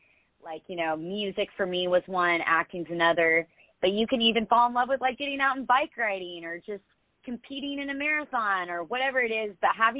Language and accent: English; New Jersey, United States; born there; also born or lived in Dallas / Houston / Dana Point; I mean, I had moved around a lot, so I was born in New Jersey. I'd lived in Dallas, Houston, and then Dana Point.